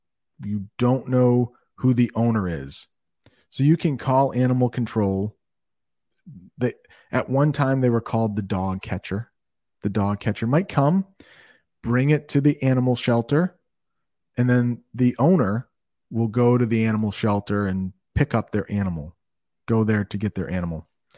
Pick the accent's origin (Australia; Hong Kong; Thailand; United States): Thailand; I teach at Brent. I'm from Thailand.